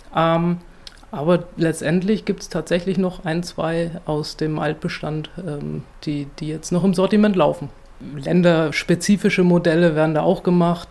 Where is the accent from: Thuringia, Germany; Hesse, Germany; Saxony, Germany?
Thuringia, Germany; Sonneberg; Ich bin selbst in Sonneberg äh, geboren und aufgewachsen